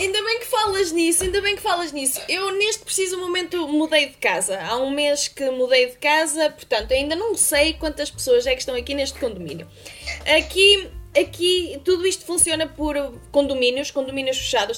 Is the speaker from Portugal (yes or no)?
yes; Bragança, Bragança District, Portugal; moved away as an adult; now in Beijing, China; estava presa à minha cidade natal. Não é que tenha nada contra a cidade natal, mas estamos a falar de uma cidade de 30 mil habitantes.